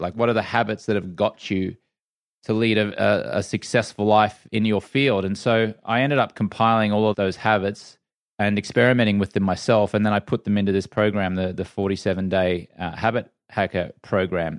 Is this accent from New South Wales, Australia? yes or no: no; Brisbane, Queensland, Australia; moved away as an adult; also born or lived in London; now in United States; I grew up in Brisbane, Australia